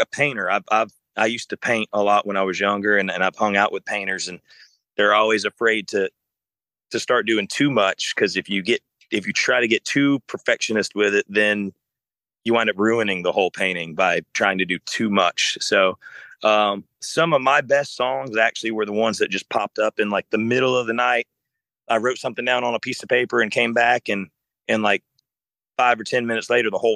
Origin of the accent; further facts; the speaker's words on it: South Alabama, United States; I grew up in South Alabama